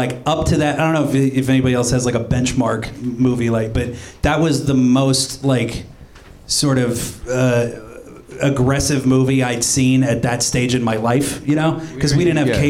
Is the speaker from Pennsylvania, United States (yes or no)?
yes; Pennsylvania, United States; born or raised there